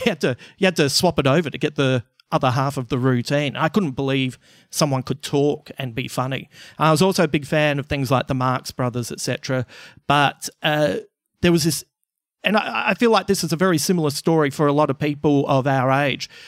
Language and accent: English; Adelaide, South Australia, Australia; I'm originally from Adelaide